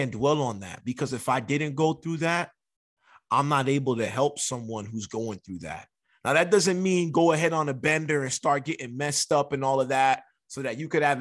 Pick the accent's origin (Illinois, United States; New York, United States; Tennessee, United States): New York, United States; New York City; now in San Diego, United States; I'm from the Bronx